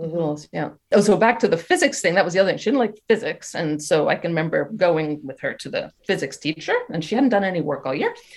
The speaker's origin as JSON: {"language": "English", "country": "United States", "moved": "as an adult", "lives_now": "France", "said": "I'm American. My husband's French, mm-hmm. but I've been living in France for 31 years now."}